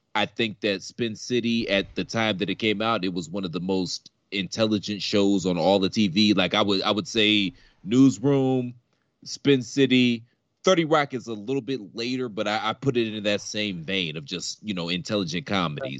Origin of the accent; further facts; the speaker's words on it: Midwest, United States; I'm from the Midwest too